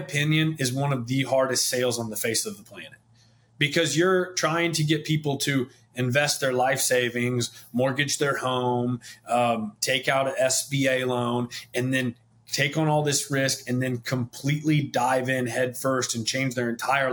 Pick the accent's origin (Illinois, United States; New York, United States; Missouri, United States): Missouri, United States; St. Joseph; I'm born and raised in St. Joseph, Missouri, just north of Kansas City